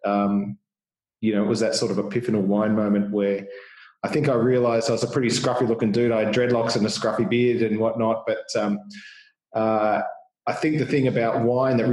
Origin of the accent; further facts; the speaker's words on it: Boronia, Victoria, Australia; I grew up in Boronia, so not far outside the Yarra